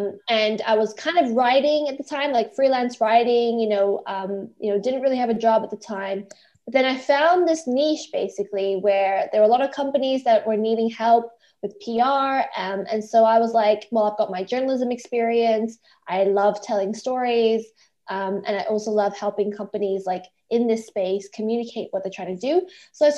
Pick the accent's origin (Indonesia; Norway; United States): Indonesia; also born or lived in Malaysia / Australia; So I'm actually Australian, but I was born in Malaysia and grew up in Indonesia. So I've got quite a global background.